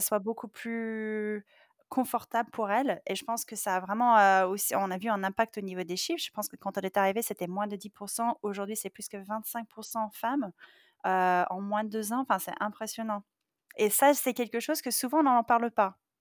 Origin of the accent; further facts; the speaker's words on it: Silicon Valley, California, United States; moved away; je viens de Silicon Valley, je suis née là-dedans, euh, j'ai une double culture